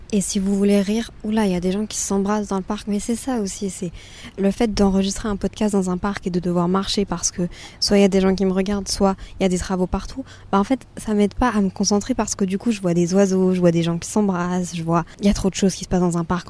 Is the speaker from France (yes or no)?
no; Brussels, Brussels-Capital Region, Belgium; je suis quand même née dans la capitale de l'Europe